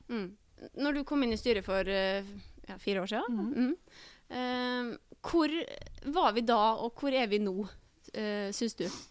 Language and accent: Norwegian; Bergen, Vestland, Norway; Jeg er jo født og oppvokst i Bergen òg